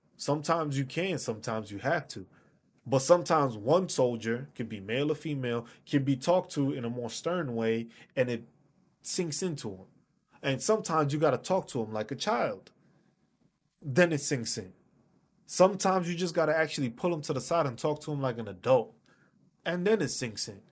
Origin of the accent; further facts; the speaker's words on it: New York City, New York, United States; I'm from New York City.